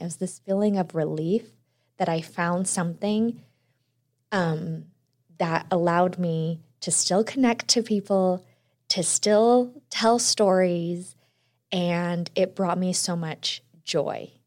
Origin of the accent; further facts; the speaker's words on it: Utah, United States; also born or lived in Texas; I was born in Texas, but I moved to Utah when I was around two. And it's funny because I, I'll tell everyone, I grew up here, went to college here